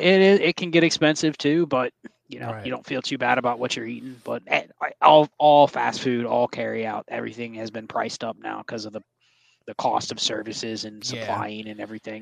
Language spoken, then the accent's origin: English; Columbus, Ohio, United States; Growing up in Columbus and in Ohio